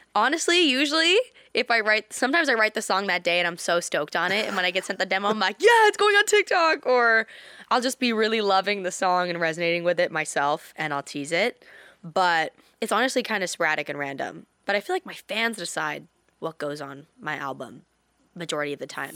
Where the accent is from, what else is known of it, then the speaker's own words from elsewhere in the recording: Canada; In Canada, in my hometown